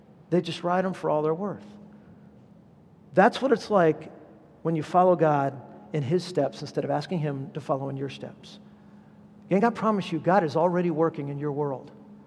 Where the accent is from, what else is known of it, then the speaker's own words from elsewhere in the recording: Southern California, United States; I'm from Southern California